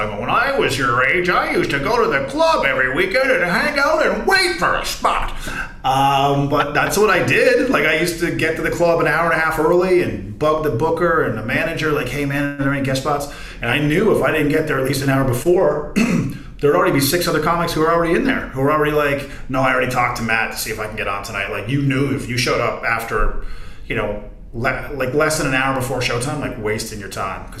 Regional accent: Corner Brook, Newfoundland and Labrador, Canada; moved away; I was doing a segment in my hometown, ironically, for Amazing Race Canada

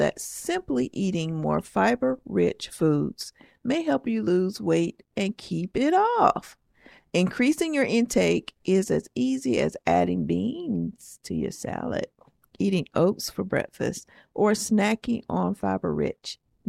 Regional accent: the South, United States; Yeah, guys, I am straight up from the South, okay?

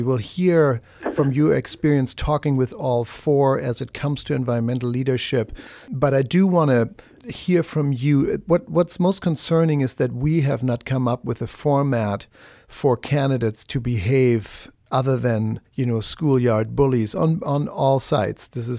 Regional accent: Germany; now in United States; In my 20 years here in the United States, I came from Germany exactly 20 years ago.

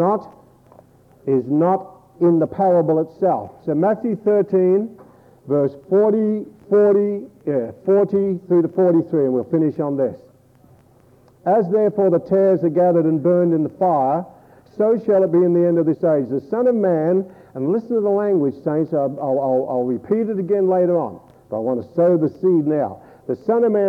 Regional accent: Australia

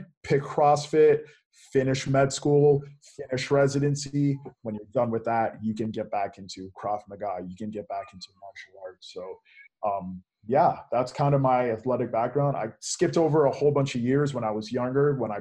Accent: Lansing, Michigan, United States; I was raised in Lansing, Michigan

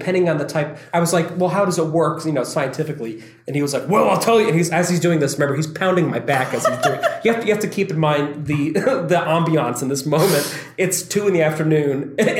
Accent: Nevada, United States; she'd go inside the desert. I'm from Nevada.

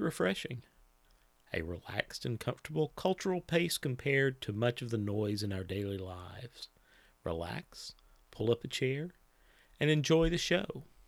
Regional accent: Clay County, Kentucky, United States; now in Lexington, United States; I am from Clay County, Kentucky, which is in southeastern Kentucky, and that's where I grew up.

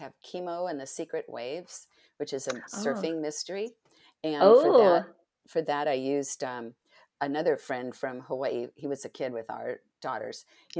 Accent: Spain; also born or lived in Italy; now in United States; because I grew up in Spain and Italy.

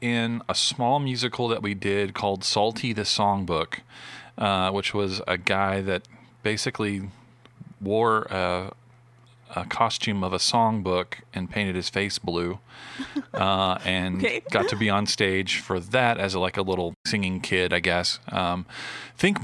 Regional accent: Arlington, Texas, United States; also born or lived in Westland, Michigan; So we ended up moving from Westland, Michigan, which is my hometown, about 30, 40 minutes outside Detroit, down to Arlington, Texas. And grew up there until moved away to Hardin-Simmons

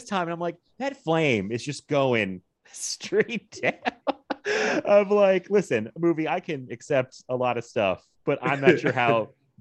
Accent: Virginia Beach, Virginia, United States; we're from Virginia, like Virginia Beach here

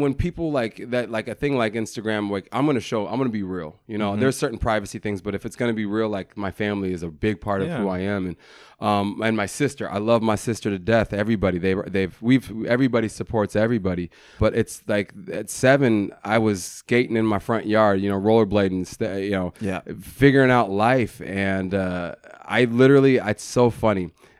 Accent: Denver, Colorado, United States; Denver, Colorado. Okay. I'm from Denver, Colorado. I come from a loving family, a really loving family.

